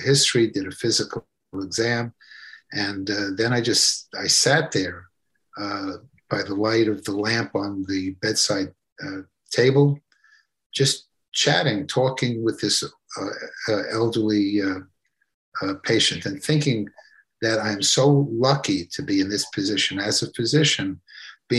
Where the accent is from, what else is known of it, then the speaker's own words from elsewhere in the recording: New York City, New York, United States; as a young lad growing up in Brooklyn, New York